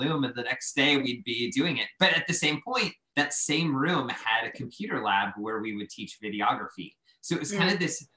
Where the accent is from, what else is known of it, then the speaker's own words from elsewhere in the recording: Pittsburgh, Pennsylvania, United States; moved away as an adult; also born or lived in Central Ohio / Española, New Mexico; I was a kid from Pittsburgh who went to school in Central Ohio at Otterbein